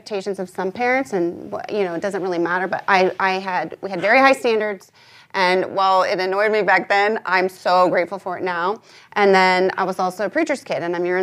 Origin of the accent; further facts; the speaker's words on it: United States; as a young girl and growing up in America